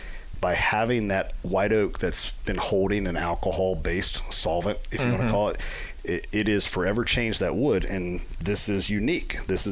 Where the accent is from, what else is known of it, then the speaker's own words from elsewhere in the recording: Central Kentucky, United States; I grew up in Central Kentucky, and you have all of the Knob Creek, and you have Makers.